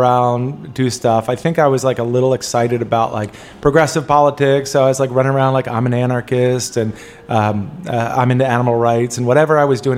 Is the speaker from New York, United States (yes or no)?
no; Olney, Maryland, United States; also born or lived in Washington, D.C.; I grew up, I was born in D.C. and I grew up in Olney, Ashton, Maryland.